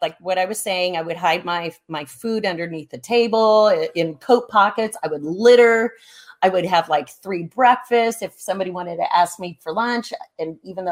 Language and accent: English; Dana Point, California, United States; I grew up in Monarch Bay. I grew up on the beach